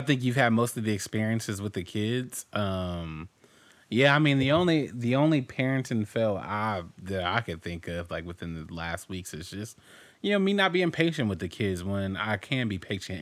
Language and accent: English; Compton, California, United States; growing up in Compton